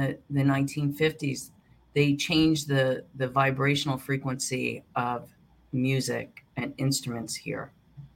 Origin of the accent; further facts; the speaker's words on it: New Jersey, United States; Growing up in New Jersey